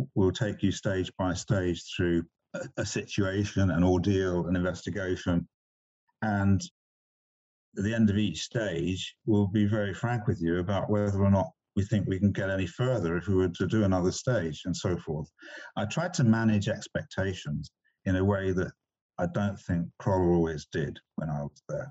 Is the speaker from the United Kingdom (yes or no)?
yes; England, United Kingdom; moved away as an adult; also born or lived in China; I grew up in England